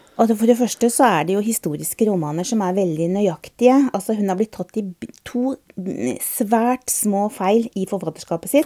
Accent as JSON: {"language": "Norwegian", "region": "Østfold", "country": "Norway", "tie": "born or raised there", "said": "i hjembygda mi i Østfold"}